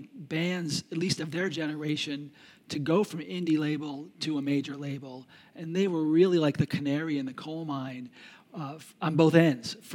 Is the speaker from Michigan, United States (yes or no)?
yes; Detroit, Michigan, United States; moved away; also born or lived in New York; I'm born and raised in Detroit, so I'm a Midwesterner